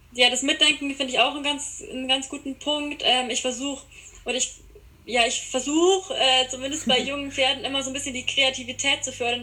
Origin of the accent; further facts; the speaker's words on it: Landsberg am Lech, Bavaria, Germany; Ich komme aus Bayern, ähm, aus der Gegend Landsberg am Lech